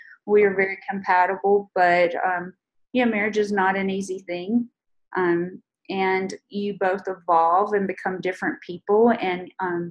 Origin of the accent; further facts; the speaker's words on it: North Carolina, United States; moved away as an adult; now in Utah, United States; I grew up in North Carolina in a very small town